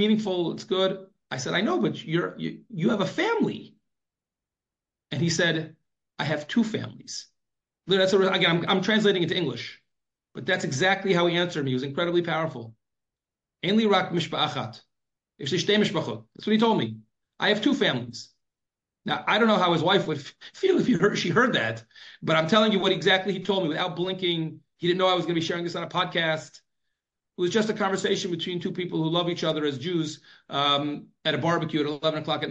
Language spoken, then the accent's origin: English; United States; now in Israel; growing up in America